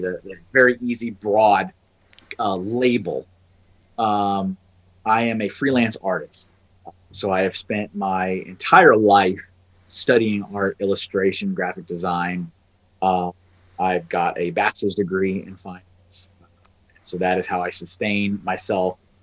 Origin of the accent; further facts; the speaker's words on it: Texas, United States; moved away as an adult; also born or lived in Colorado; I'm originally from Texas. That's yep. where I, I was born